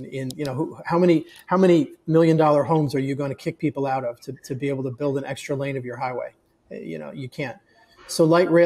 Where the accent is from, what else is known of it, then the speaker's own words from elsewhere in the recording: Northeast, United States; moved away as an adult; now in Austin, United States; I was born in the Northeast where we have winters